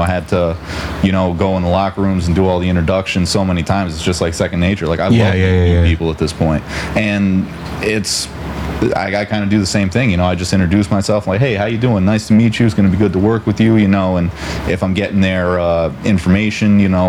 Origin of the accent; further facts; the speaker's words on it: Branford, Connecticut, United States; I grew up in Brantford.